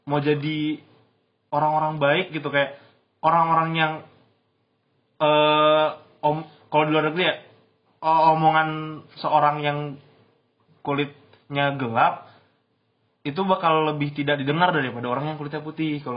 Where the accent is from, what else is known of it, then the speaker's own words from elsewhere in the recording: Bogor, West Java, Indonesia; sobat Bandungku kalian welcome ke aku walaupun aku orang Bogor